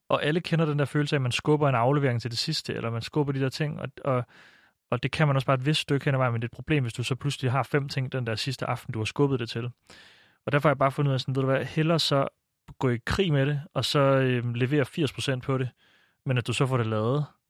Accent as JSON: {"language": "Danish", "town": "Silkeborg", "region": "Central Denmark Region", "country": "Denmark", "tie": "born or raised there", "moved": "as an adult", "lives_now": "Copenhagen, Denmark", "said": "mit barndomshjem i Silkeborg"}